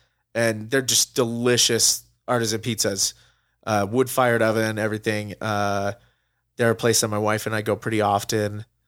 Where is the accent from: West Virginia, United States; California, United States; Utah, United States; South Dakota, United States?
Utah, United States; I mean, growing up outside of Utah for a couple of years, for about half my life, we've always come back here to Utah, to visit my grandparents who were here and everything.